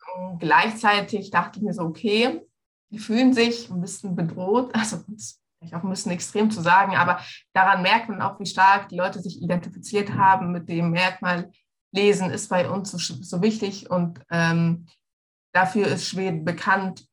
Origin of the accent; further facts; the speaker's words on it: Egypt; now in Munich, Germany; bin ja in Ägypten aufgewachsen, ich bin Ägypterin